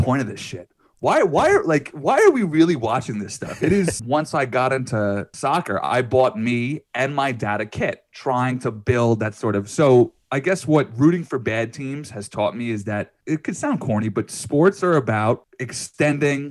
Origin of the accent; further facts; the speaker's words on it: New York, United States; growing up around New York in the late 90s